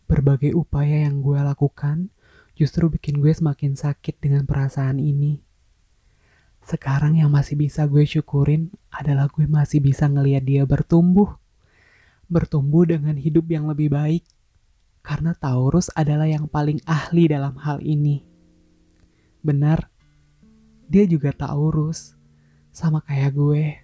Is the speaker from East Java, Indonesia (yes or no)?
no; Padang, West Sumatra, Indonesia; Kemarin pas abang gue merit dan gue balik ke Padang, kampung halaman gue, I'm really happy for that.